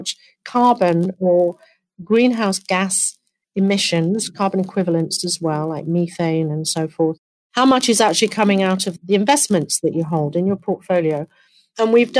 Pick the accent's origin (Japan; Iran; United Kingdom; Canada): United Kingdom; now in United States; my home country. It'll be in the UK